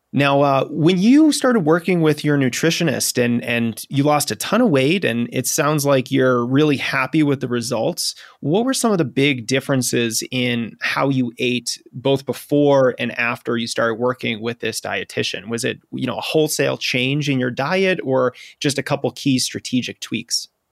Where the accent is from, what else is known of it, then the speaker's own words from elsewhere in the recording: New England, United States; I'm a New Englander, you know, born and raised in New England.